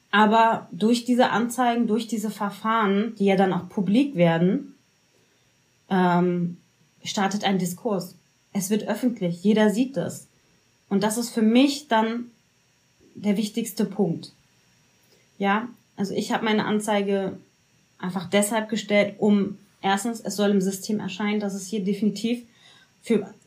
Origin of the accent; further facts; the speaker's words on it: Berlin, Germany; Wenn ich sage, ich bin Berlinerin, dann ist das bitte anzunehmen und nicht hinterher und nochmal nachzufragen.